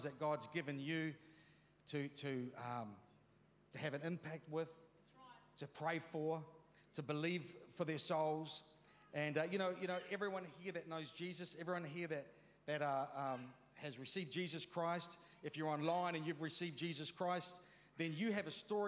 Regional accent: New Zealand; I was brought up in Ralreka, you know, in that years 1 to 13 as a teenager in the 70s

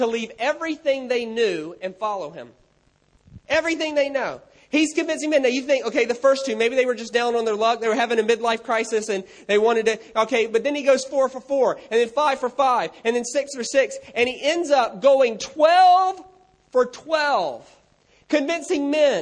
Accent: United States; I'm American

